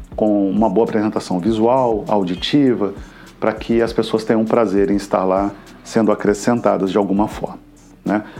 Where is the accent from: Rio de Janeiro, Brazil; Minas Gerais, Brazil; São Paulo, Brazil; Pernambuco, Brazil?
Minas Gerais, Brazil; Juiz de Fora; moved away as an adult; now in Cabo Frio, Brazil; Eu venho de Minas Gerais, sou oriundo das Minas Gerais, de Juiz de Fora